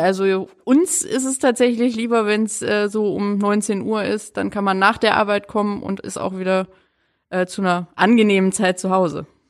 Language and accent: German; Duisburg, North Rhine-Westphalia, Germany; moved away as an adult; also born or lived in Stuttgart; now in Flensburg, Germany; Ich komme äh, gebürtig aus Duisburg, also tiefster Pott eigentlich